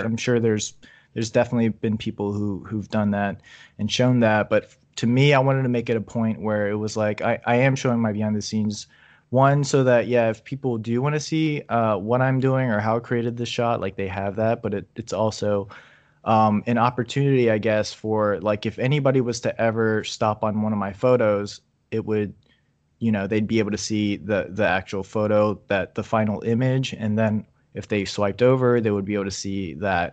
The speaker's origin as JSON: {"language": "English", "region": "Virginia", "country": "United States", "said": "I'm from Virginia"}